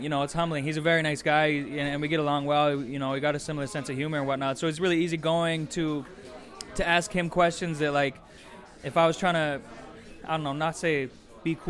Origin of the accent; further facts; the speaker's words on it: Vernon, British Columbia, Canada; Vernon growing up was such a pocket for hip-hop